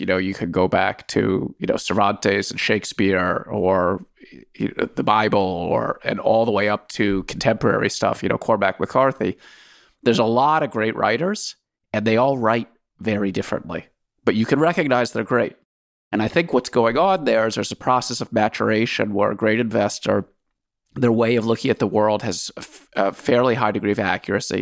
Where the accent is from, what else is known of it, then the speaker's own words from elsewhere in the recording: Washington, District of Columbia, United States; moved away as an adult; also born or lived in Soviet Union; I grew up in Washington, D C.